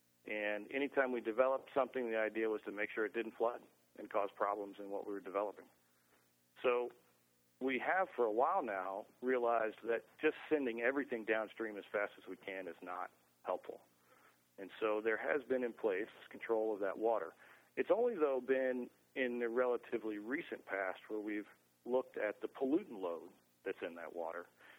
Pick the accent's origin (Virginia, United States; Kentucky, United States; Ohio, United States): Kentucky, United States; Lexington; As I was growing up in Lexington, Kentucky, I spent my time in high school there